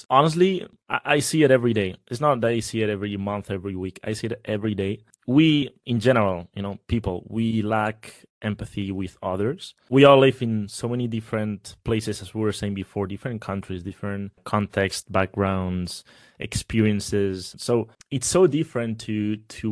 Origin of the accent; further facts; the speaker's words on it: Spain; I'm from Spain